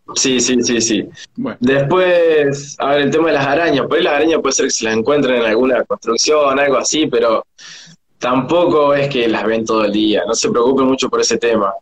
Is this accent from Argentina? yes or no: yes; Córdoba, Argentina; moved away as an adult; now in Australia; vos sos de Argentina, y te empezaban a tirar de qué ciudad, y vos le decías de Córdoba